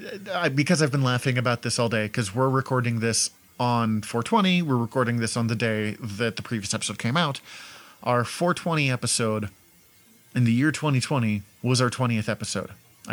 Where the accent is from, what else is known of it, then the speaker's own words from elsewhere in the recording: Montana, United States; I don't come from a town as small as Letterkenny, or from what I've gathered of Letterkenny, and I come from Montana, so they would have called me a Yank.